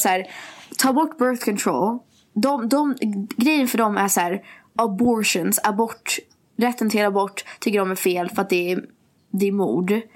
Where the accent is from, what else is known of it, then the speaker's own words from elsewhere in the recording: Sweden; Att jag är svensk